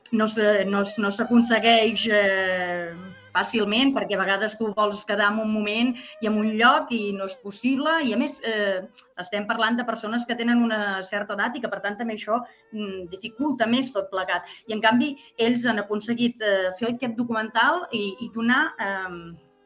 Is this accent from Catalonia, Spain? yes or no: yes; Mont-roig del Camp, Catalonia, Spain; jo soc de Montroig del Camp